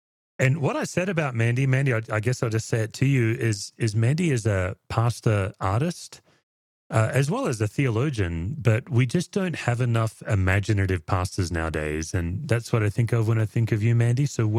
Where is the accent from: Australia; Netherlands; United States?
Australia; Perth, Western Australia; moved away; obviously I'm from Perth